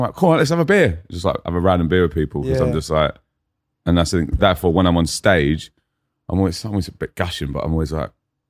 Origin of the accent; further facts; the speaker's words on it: Fulham, London, United Kingdom; now in Brisbane, Australia; I'm an up-and-coming rapper from Fulham in London. I now live in Brisbane, and my accent goes slightly Australian when I'm there.